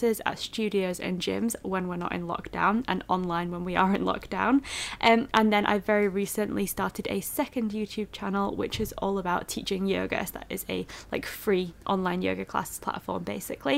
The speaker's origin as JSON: {"language": "English", "town": "Leeds", "region": "Yorkshire and the Humber", "country": "United Kingdom", "said": "I am 23 years old and I am from Leeds."}